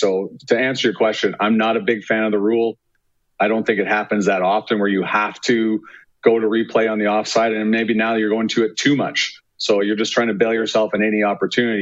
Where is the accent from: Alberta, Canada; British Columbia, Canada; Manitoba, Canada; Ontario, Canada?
Alberta, Canada; Calgary; moved away as an adult; now in Winnipeg, Canada; my hometown.